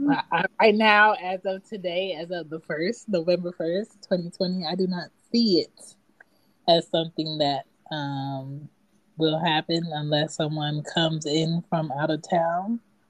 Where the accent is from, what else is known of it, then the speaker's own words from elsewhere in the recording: Philadelphia, Pennsylvania, United States; I'm from Philly, but what's coming out of Philly, I don't want.